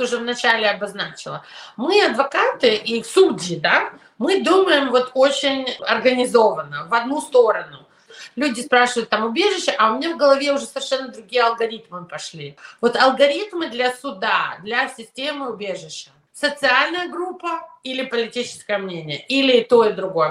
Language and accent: Russian; New York, United States; also born or lived in Ukraine / Soviet Union; я еще выросла в Нью-Йорке и училась в ужасной школе